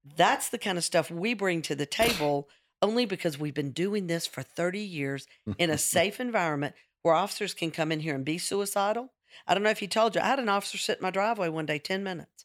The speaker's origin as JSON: {"language": "English", "region": "the South", "country": "United States", "said": "I'm a redhead. I'm sixty-three. I'm from the South."}